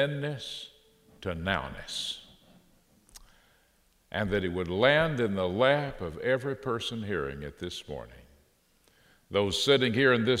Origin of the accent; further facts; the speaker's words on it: Fort Worth, Texas, United States; now in Waco, United States; This is my hometown, and I always love to come. I say come back to Fort Worth